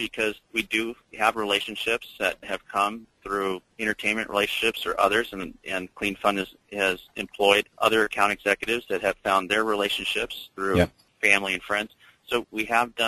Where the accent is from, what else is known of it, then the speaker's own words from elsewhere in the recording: Orange County, California, United States; we're from Orange County where the surf industry was